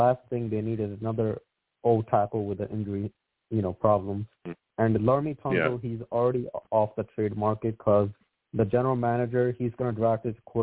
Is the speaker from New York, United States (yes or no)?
yes; New York, United States; I'm a New Yorker. Maybe you could tell from the area code.